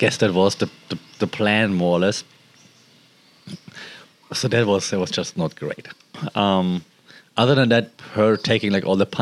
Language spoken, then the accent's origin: English; Germany; I'm from Germany